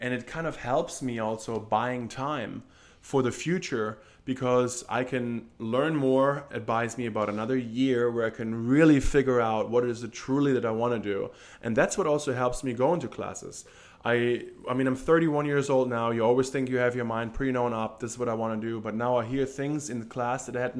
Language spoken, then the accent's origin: English; Germany; moved away as an adult; growing up in Germany